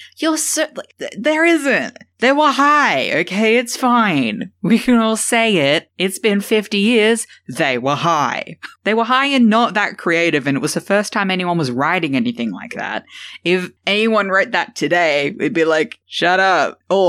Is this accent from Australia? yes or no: yes; Australia; Yeah, I'm Australian.